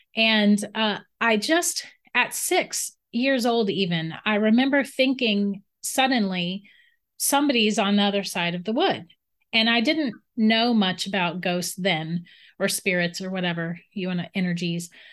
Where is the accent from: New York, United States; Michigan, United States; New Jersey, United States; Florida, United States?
Florida, United States; St. Augustine; I grew up in St. Augustine, Florida